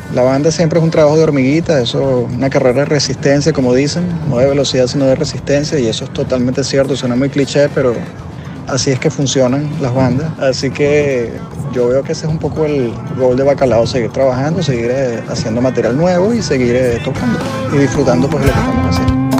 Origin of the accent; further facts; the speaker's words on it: Venezuela; a nosotros como venezolanos